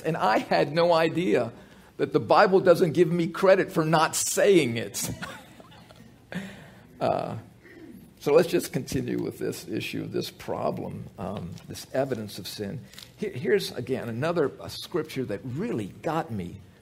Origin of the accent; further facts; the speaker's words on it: United States; I grew up in America, I grew up going to church